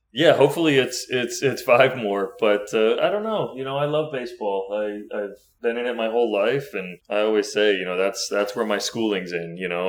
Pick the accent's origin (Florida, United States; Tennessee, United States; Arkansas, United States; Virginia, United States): Florida, United States; I grew up in Florida